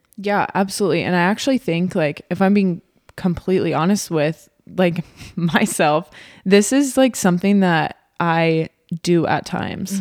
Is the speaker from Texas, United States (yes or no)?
yes; Texas, United States; now in Omaha, United States; I am from Texas